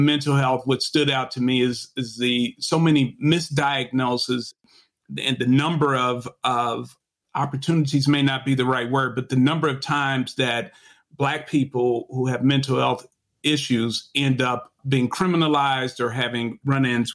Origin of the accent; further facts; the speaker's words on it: Chicago, Illinois, United States; moved away as an adult; I am a Chicagoan and my mom taught at Beethoven Elementary, which is on 47th Street